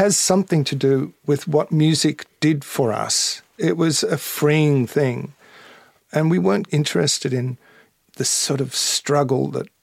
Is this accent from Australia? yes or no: yes; Melbourne, Victoria, Australia; moved away as an adult; also born or lived in London; for me as an Australian, someone living in Melbourne